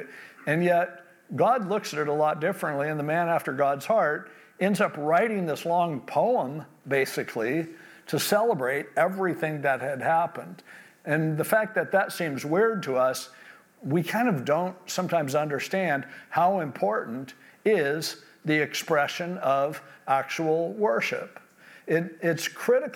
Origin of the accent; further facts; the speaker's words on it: California, United States; born and raised in California